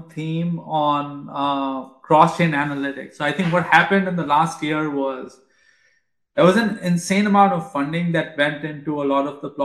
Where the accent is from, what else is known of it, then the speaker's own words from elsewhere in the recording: India; moved away; I grew up in India